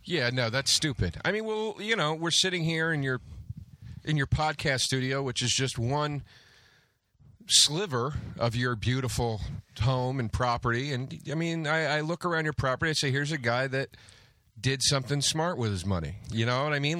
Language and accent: English; New Jersey, United States; I grew up basically in Jersey